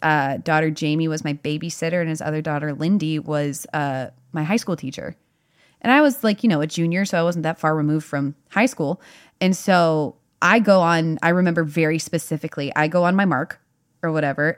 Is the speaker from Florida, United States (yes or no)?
no; Durham, North Carolina, United States; now in Nashville, United States; my hometown of Durham, North Carolina